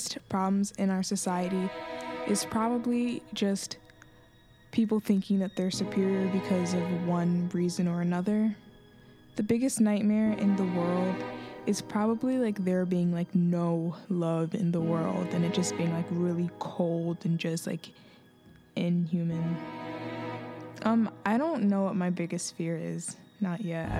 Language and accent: English; Chicago, Illinois, United States; I'm from the Near West Side.